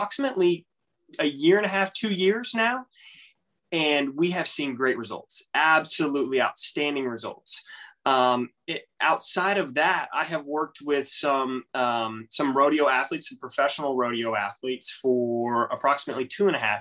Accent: Texas, United States; I'm from Texas. I'm from the good state of Texas

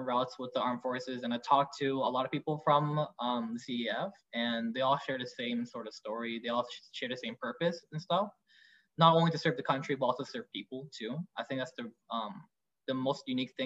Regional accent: Vietnam; now in Canada; I'm from Vietnam

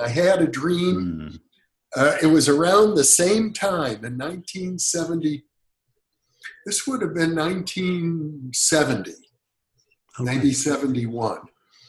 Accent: Midwest, United States; growing up in the United States in the Midwest in the 1950s

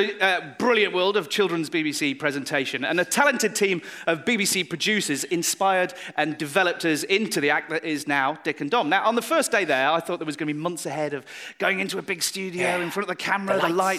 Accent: Sheffield, Yorkshire and the Humber, United Kingdom; my hometown of Sheffield!

